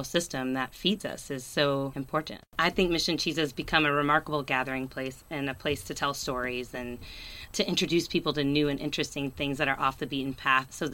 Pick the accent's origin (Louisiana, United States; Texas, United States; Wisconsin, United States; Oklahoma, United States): Wisconsin, United States; now in Berkeley, United States; I'm originally from Wisconsin, so the cheese really is in my veins